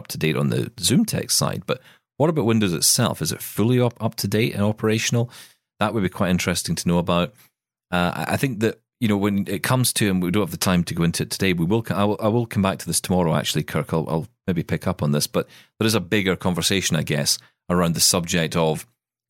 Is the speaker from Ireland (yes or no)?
no; Scotland, United Kingdom; as a Scotsman